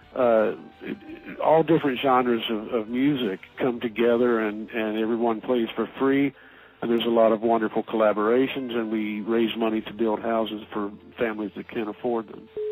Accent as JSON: {"language": "English", "town": "Asheville", "region": "North Carolina", "country": "United States", "tie": "born or raised there", "said": "my hometown of Asheville, North Carolina"}